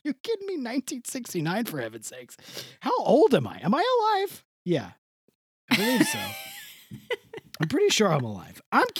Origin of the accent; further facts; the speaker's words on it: Elizabeth, New Jersey, United States; born there; But I was born in Elizabeth, New Jersey, went to NYU